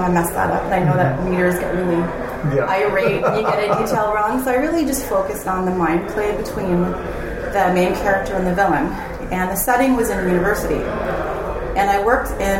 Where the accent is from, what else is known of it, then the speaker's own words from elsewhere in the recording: Canada; moved away as an adult; now in Seattle, United States; I'm from Canada